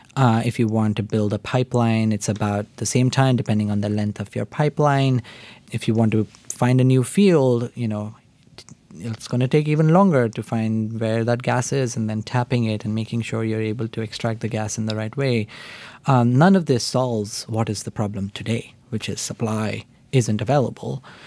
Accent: India; moved away as an adult; also born or lived in Oxford, United Kingdom; I grew up in India. I did an undergraduate degree in India

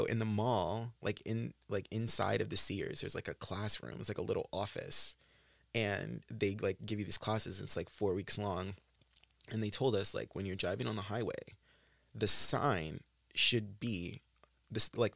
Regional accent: Texas, United States; I'm from Texas

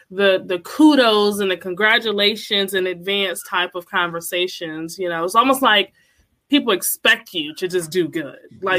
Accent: Connecticut, United States; also born or lived in North Carolina; I am from Connecticut. But I grew up in North Carolina as well for four years.

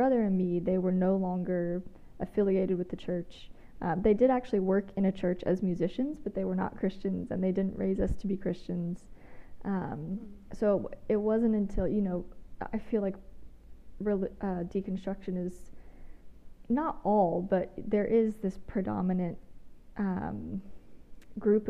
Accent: Georgia, United States; moved away as an adult; also born or lived in Australia; now in Huntsville, United States; I live in Huntsville, Alabama. I'm originally from Georgia, spent some time living abroad in Australia

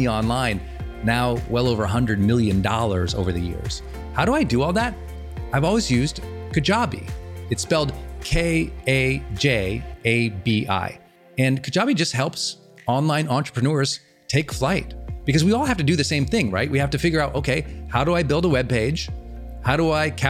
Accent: Montana, United States; moved away; where I grew up in Montana

